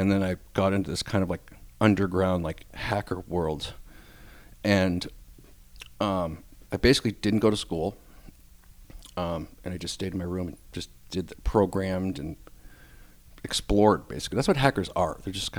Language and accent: English; Natick, Massachusetts, United States; In Natick, Massachusetts.